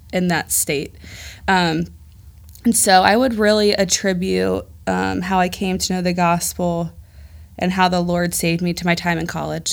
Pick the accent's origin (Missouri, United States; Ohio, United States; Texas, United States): Ohio, United States; Dayton; moved away as an adult; also born or lived in Chicago, Illinois; I am from Dayton. I, I say God brought me to Dayton upon birth